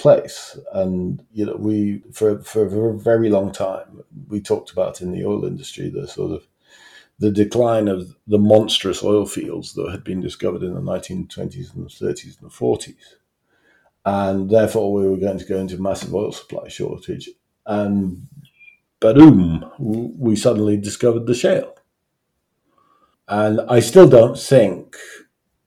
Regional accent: Newcastle upon Tyne, North East England, United Kingdom; now in Hampshire, United Kingdom; I'm a Geordie, I come from Newcastle, and when I was growing up, I grew up in a coal town

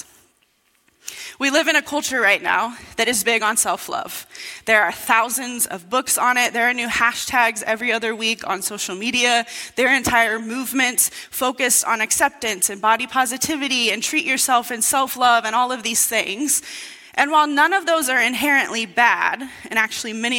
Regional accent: Indiana, United States; moved away as an adult; now in Brookings, United States; I grew up in Indiana. That's where I lived all my life until 5 years ago, until I moved here to Brookings to work at the church

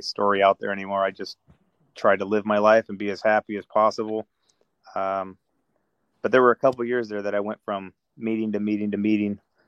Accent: Antelope Valley, California, United States; moved away as an adult; also born or lived in Northridge, California / Eagle Rock, Los Angeles / Sherman Oaks, California; now in Georgia, United States; I grew up in first Northridge until 88. Then I moved up into the Antelope Valley until 98

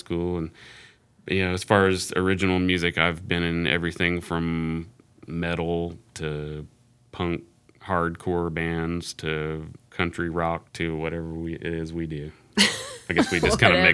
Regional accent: New Tazewell, Tennessee, United States; I'm from the hills of Upper East Tennessee, a little town called New Tazewell, which is right next to Old Tazewell.

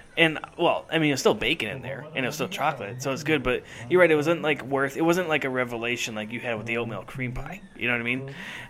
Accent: Minnesota, United States

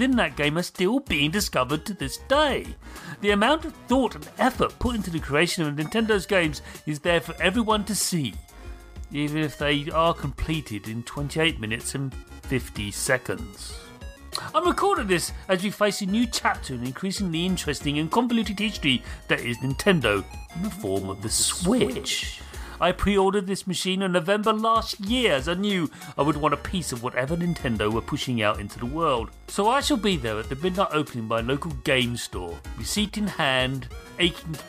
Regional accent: United Kingdom; I'm British.

